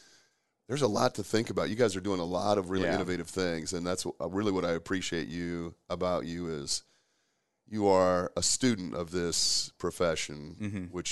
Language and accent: English; Omaha, Nebraska, United States; I actually have a kid I grew up with in Omaha many, many years ago who became a strength coach